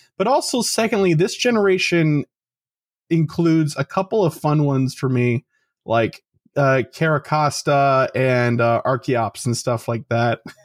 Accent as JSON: {"language": "English", "town": "Chicago", "region": "Illinois", "country": "United States", "said": "We're from Chicago."}